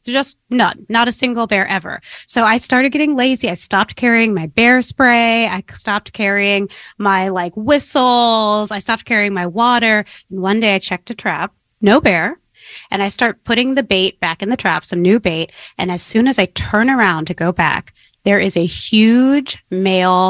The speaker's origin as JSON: {"language": "English", "town": "San Francisco", "region": "California", "country": "United States", "tie": "born or raised there", "said": "I grew up in San Francisco back when San Francisco had an inner city."}